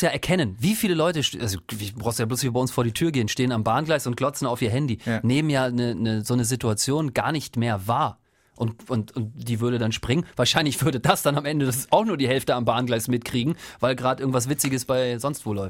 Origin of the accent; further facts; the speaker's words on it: Northern Germany, Germany; ich komme ja aus dem Norden